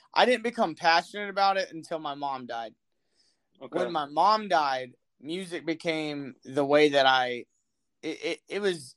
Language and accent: English; Austin, Texas, United States; I'm from Austin, Texas